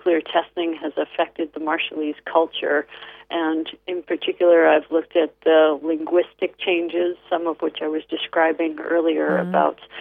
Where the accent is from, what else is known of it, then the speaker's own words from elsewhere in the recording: United States; now in Seattle, United States; I, as an American